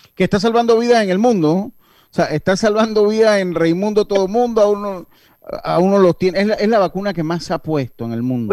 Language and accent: Spanish; Herrera and Los Santos, Azuero, Panama; mi tierra